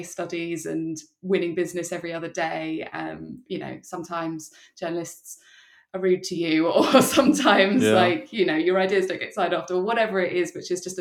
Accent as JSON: {"language": "English", "area": "Surrey", "region": "South East England", "country": "United Kingdom", "also_born_or_lived": "London", "moved": "as an adult", "lives_now": "Brighton, United Kingdom", "said": "I'm from Surrey"}